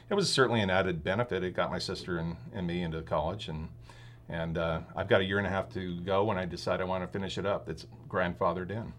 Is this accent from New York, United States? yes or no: no; Philomath, Oregon, United States; moved away as an adult; also born or lived in San Diego, California / Australia / Rogue Valley, Oregon; I pretty much was born in San Diego and grew up in Paloma, Oregon, which is, uh, outside of Corvallis